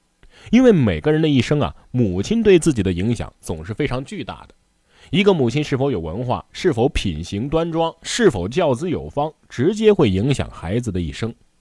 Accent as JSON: {"language": "Chinese", "country": "China", "said": "但是神奇的是什么呢？我们中国人却毫无障碍地接受了这个节日"}